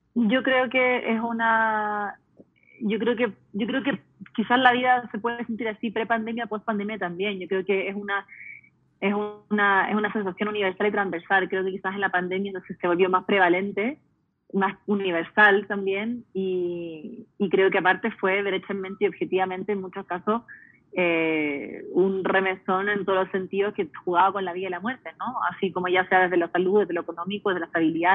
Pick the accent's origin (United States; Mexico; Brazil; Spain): United States; Yo me crié en Estados Unidos siendo chilena, entonces viviendo en una casa bilingüe, multicultural